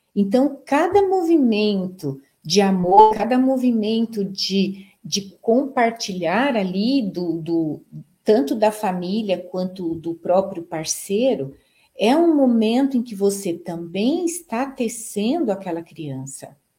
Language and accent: Portuguese; Brazil; nós somos brasileiros